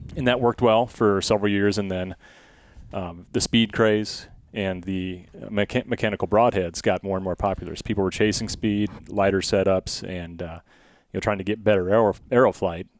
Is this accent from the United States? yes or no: yes; Blair, United States; growing up in Blair